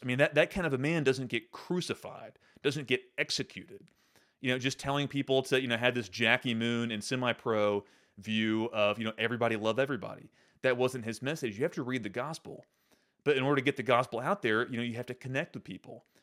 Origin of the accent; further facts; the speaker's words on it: Central Arkansas, United States; I grew up in the Episcopal Church." uh, here in Central Arkansas